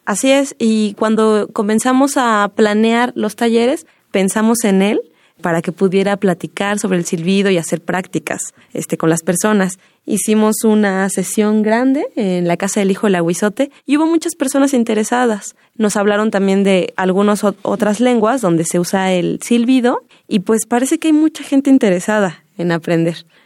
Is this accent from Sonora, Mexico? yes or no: no; Mexico City, Mexico; yo soy hija, ¿no? De Mazateca, nací aquí en la Ciudad de México y aunque yo nací aquí, siempre he tenido mucho apego con la sierra.